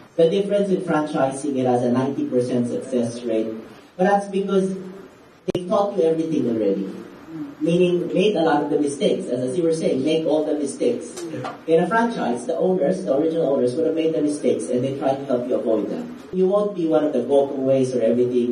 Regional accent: Philippines; I'm Filipino Chinese

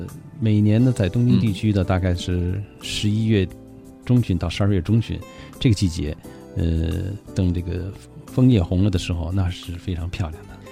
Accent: Beijing, China; 我们北京人去的话

